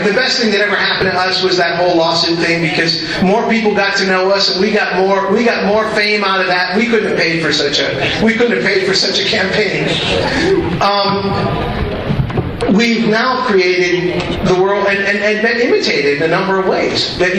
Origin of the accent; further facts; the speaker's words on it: Minnesota, United States; and it's funny because, you know, we're from Minnesota.